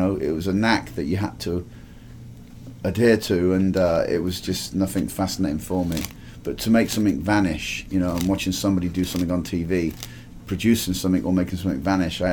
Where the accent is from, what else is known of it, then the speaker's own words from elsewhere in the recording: Didcot, South East England, United Kingdom; moved away as an adult; also born or lived in New York / Key West; Growing up, I grew up in a place called Didcot, Oxfordshire